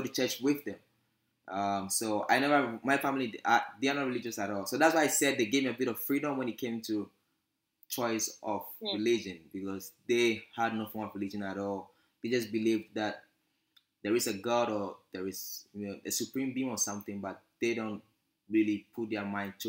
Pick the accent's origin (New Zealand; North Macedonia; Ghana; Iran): Ghana; Accra, Greater Accra; accent: British; moved away as an adult; now in Gambier, United States; I was born in the capital city, Accra, Ghana. Lived there my whole life.